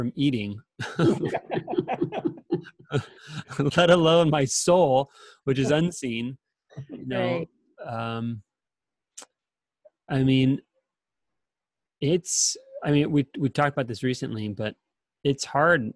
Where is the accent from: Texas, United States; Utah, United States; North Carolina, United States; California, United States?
California, United States; San Diego; moved away; I'm originally from San Diego, and we have wildfires in California. And there were a couple times in high school and in college where wildfires were coming in from the east